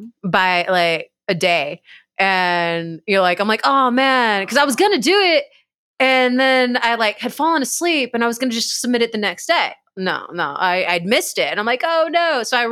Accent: Dallas-Fort Worth, Texas, United States; now in Austin, United States; because I'm from the Dallas-Fort Worth area of Texas.

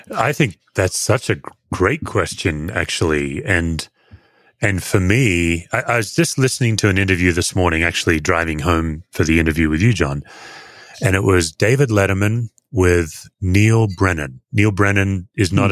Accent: Australia; I'm an Australian. I'm not uh, American, and Aussies, as a general statement, we we all work hard to look relaxed

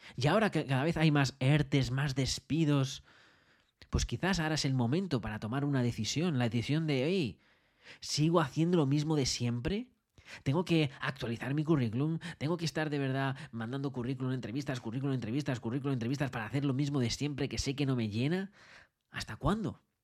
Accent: Madrid, Community of Madrid, Spain; moved away as an adult; now in Australia; yo nací en Madrid

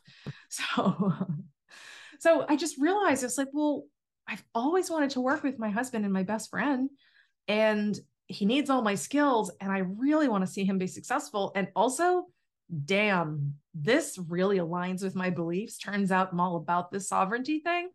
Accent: Massachusetts, United States; I grew up in Massachusetts

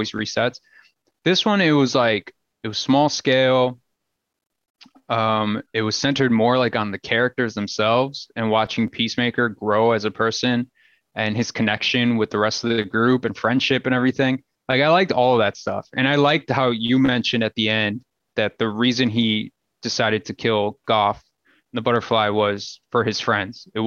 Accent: Berwyn, Illinois, United States; I grew up in Berwyn

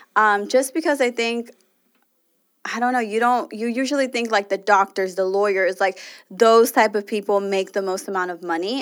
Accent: Los Angeles, California, United States; us L A people, like, really are spoiled by weather

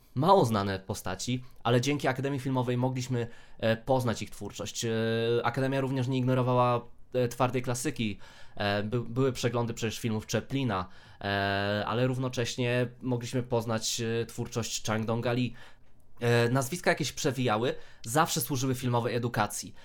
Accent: Rzeszów, Subcarpathian Voivodeship, Poland; sam pochodzę z Rzeszowa, tak? E, generalnie z okolic, ale no, Rzeszów mam zaraz pod nosem

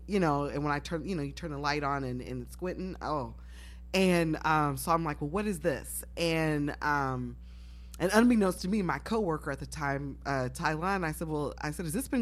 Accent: Galesburg, Illinois, United States; I'm from Galesburg, proud of that. Corn and trains, that's all I know

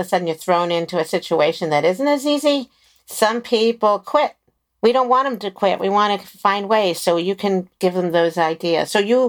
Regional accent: Maryland, United States; now in California, United States; I know what I came from Maryland and moved to California, and I don't think I have an accent

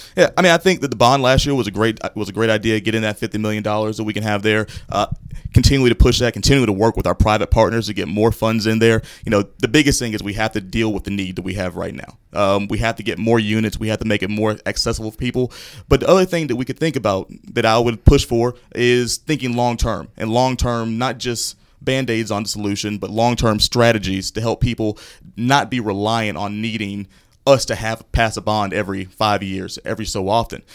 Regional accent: Fayetteville, North Carolina, United States; moved away as an adult; now in Charlotte, United States; I'm originally from Fayetteville, North Carolina, lifelong North Carolinian.

